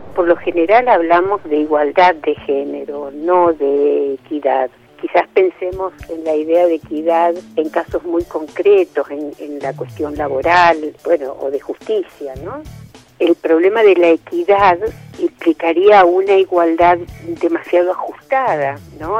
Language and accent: Spanish; Quito, Pichincha, Ecuador; soy de Quito, Ecuador, estudio Derecho en la Universidad Central de mi país